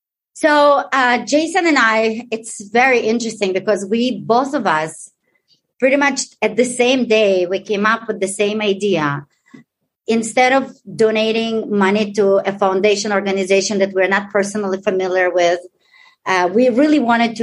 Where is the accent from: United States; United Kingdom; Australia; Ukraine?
Ukraine; I'm Ukrainian. I was born in Ukraine.